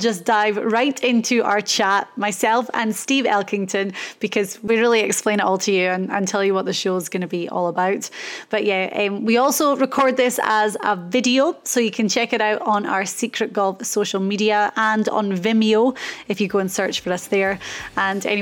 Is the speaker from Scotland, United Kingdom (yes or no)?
yes; Inverness, Scotland, United Kingdom; I was born in Inverness in the Highlands of Scotland.